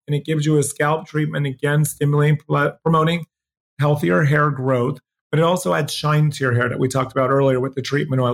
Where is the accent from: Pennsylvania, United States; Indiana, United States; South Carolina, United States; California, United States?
Pennsylvania, United States; also born or lived in New Jersey; now in Los Angeles, United States; I grew up in New Jersey and Pennsylvania, mostly Pennsylvania